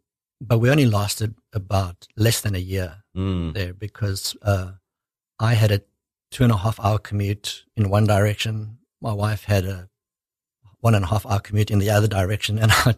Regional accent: South Africa; moved away as an adult; I was born in South Africa.

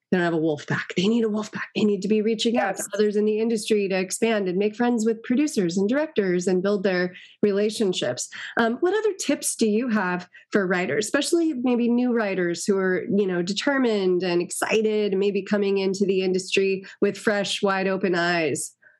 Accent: Los Angeles, California, United States; I grew up in Los Angeles

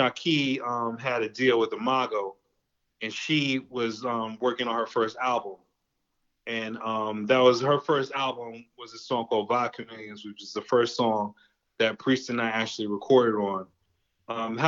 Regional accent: White Plains, New York, United States; now in Cleveland, United States; I grew up in White Plains

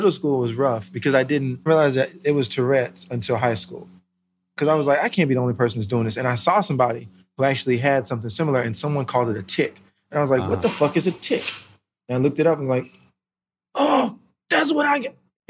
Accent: North Carolina, United States; also born or lived in Germany; So I was born in Germany, so I grew up over there for a while until I was like 6. And then we moved to North Carolina.

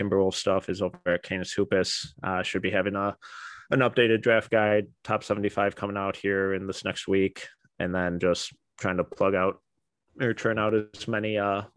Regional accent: Milwaukee, Wisconsin, United States; the Bucks are technically my hometown team

